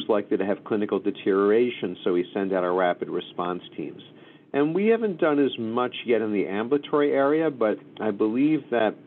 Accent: Philadelphia, Pennsylvania, United States; moved away as an adult; also born or lived in Los Angeles; now in New York, United States; I was raised in Philadelphia

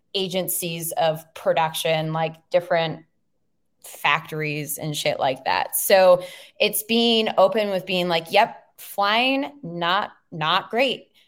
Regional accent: Minnesota, United States; I'm from Minnesota

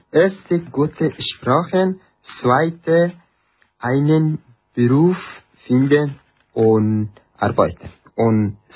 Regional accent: Afghanistan; German is a second language; moved away as an adult; also born or lived in Iran; now in Switzerland; ich komme aus Afghanistan. Ich bin 25 Jahre alt und ledig.

